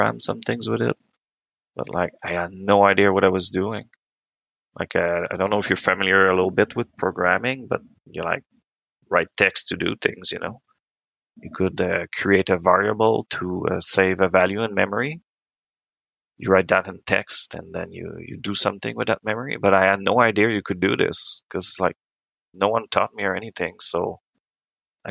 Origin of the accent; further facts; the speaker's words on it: Quebec, Canada; first language French; English is a second language; Grew up on a farm in Quebec